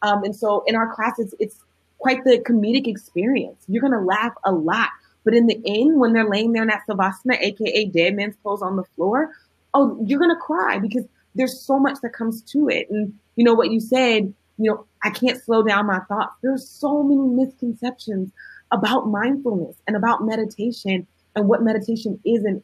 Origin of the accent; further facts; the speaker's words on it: Oakland, California, United States; I'm from the hood. I'm from West Oakland, California